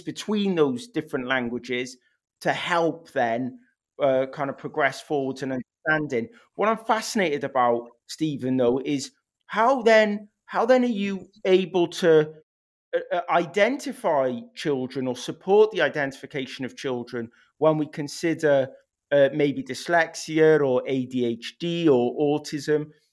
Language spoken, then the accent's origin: English; Wales, United Kingdom; first language English; I went to a first language Welsh school, but I came from an English speaking home.